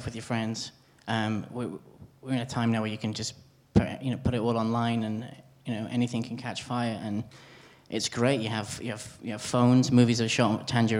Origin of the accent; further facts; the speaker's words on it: Wales, United Kingdom; It's a Welsh story for me, and those little things is, I suppose, it's where I'm from